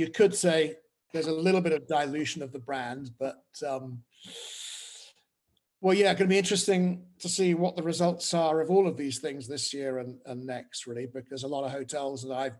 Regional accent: United Kingdom; now in France; And yet it's only, you know, as a Brit, 26 miles from Dover, but everything about it is completely different.

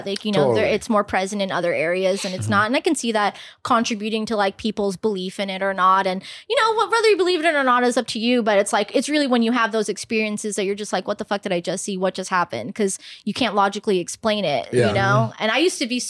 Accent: Guyana; I'm from Guyana, a little Caribbean country

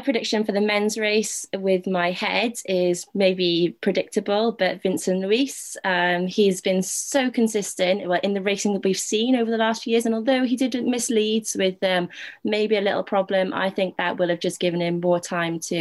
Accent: United Kingdom; a Brit

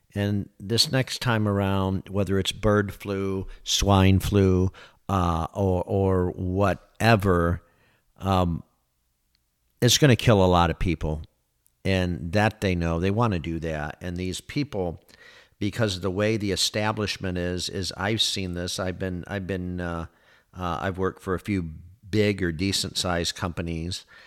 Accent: Michigan, United States; moved away as an adult; now in Florida, United States; I was born and raised in Michigan

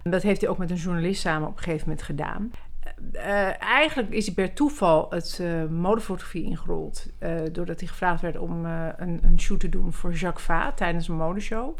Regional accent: Amsterdam, North Holland, Netherlands; also born or lived in Zurich / Milan / Paris; ik ben geboren in Zurich. Toen zijn we naar Milaan gegaan en uiteindelijk naar Parijs. En toen ik een jaar of zeven was, kwam ik hier in eh, Amsterdam.

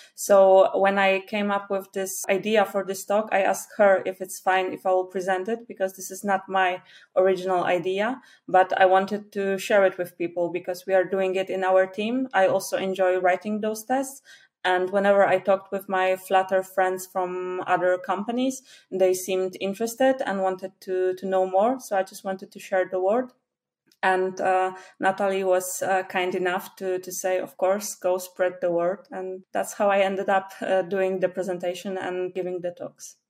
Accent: Poland; first language Polish; English is a second language; I'm from Poland.

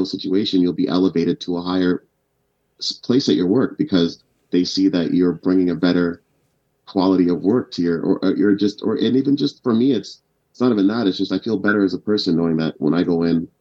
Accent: Ottawa, Ontario, Canada; English is a second language; also born or lived in Kenya / Uganda; I moved here when I was 5. I didn't speak proper English till I was about like 10, 11 years old

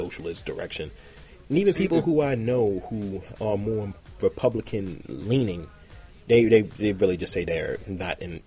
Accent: Albany, New York, United States; moved away; I'm from Albany.

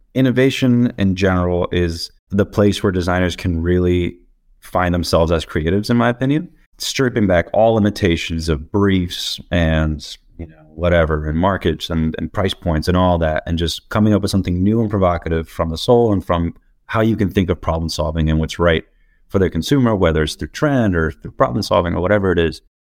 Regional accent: Dominican Republic; now in Portland, United States; I'm from the Dominican Republic, but currently based out of Portland.

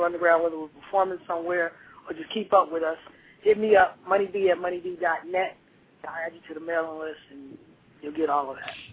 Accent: Philadelphia, Pennsylvania, United States; moved away; I'm originally from Philadelphia, and that's where all my family is.

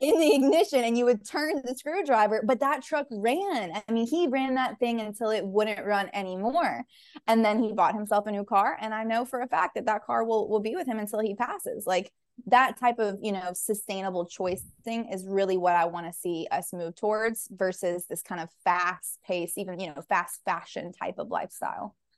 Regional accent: Nashville, Tennessee, United States; also born or lived in Panama; I'm from Nashville, born and raised

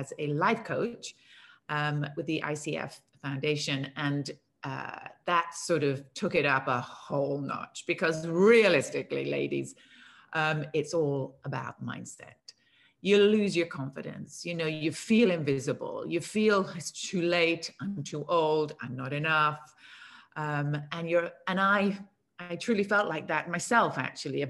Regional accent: England, United Kingdom; also born or lived in United States; now in Cannes, France; I live in the south of France. I'm English.

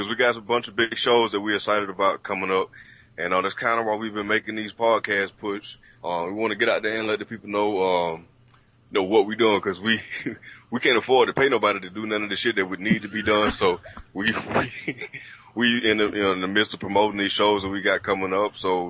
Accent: Atlanta, Georgia, United States; we had a chance to come back to Georgia, go back to Atlanta, you know, go to my home state and do anything.

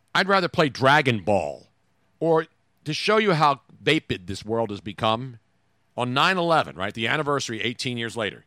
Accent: Philadelphia, Pennsylvania, United States; my hometown of Philadelphia

